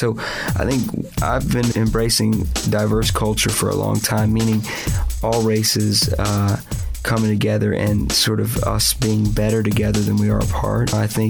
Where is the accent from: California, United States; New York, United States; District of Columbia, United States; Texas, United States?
District of Columbia, United States; Washington; I grew up in Washington, D.C., where some of my heroes were Asian and African-American and Latino